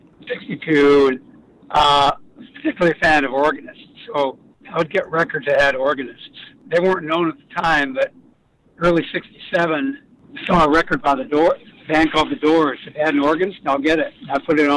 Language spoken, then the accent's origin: English; Miles City, Montana, United States; I grew up in Miles City, Montana, couldn't get TV